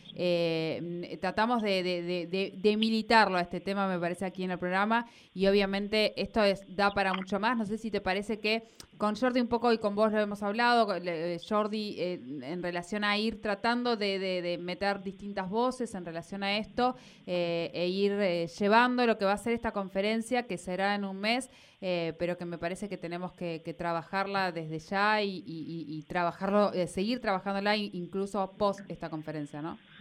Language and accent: Spanish; Argentina; nuestras cabecitas acá en Argentina.